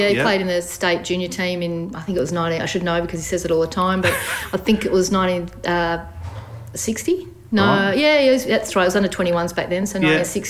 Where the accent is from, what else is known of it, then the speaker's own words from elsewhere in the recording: Bunbury, Western Australia, Australia; also born or lived in Melbourne; I grew up in Bunbury, born and raised.